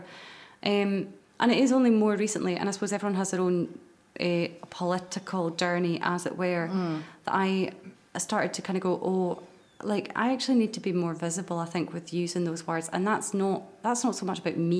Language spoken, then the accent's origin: English; Moray, Scotland, United Kingdom; I'm from Murray, so there wasn't like a theatre there